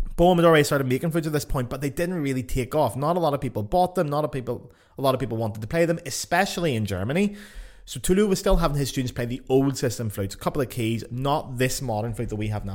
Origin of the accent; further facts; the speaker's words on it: Lisburn, Northern Ireland, United Kingdom; moved away; also born or lived in Paris, France; back in Lisburn in my hometown